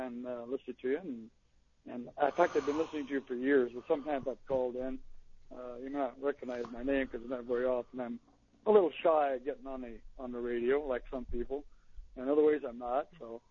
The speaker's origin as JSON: {"language": "English", "town": "Salinas", "region": "California", "country": "United States", "said": "Yeah, I'm from Salinas, actually, Prunedale. We have a home there, and I actually have a home here in Marysville."}